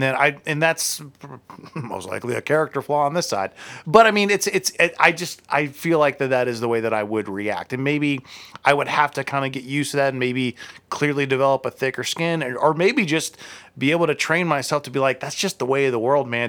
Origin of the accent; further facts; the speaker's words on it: Akron, Ohio, United States; I'm from Akron